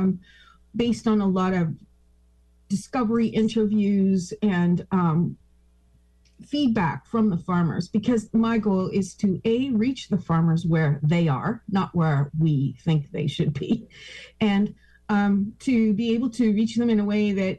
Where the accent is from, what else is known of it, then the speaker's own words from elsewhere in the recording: Toronto, Ontario, Canada; moved away as an adult; also born or lived in Caribbean; I'm originally from Toronto, but spent about 2 decades in the Caribbean.